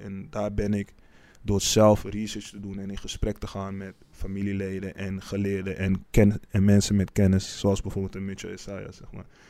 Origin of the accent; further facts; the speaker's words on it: Amsterdam, North Holland, Netherlands; geboren op 21 mei 1991 in Amsterdam. Eh, deels opgegroeid in eh, Amsterdam-Oost en deels ook in Amsterdam-West